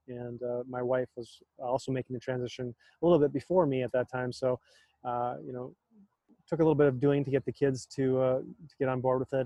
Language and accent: English; North Dakota, United States; moved away as an adult; also born or lived in Michigan; I grew up in North Dakota, just a, a small city of about 10,000 people when I was there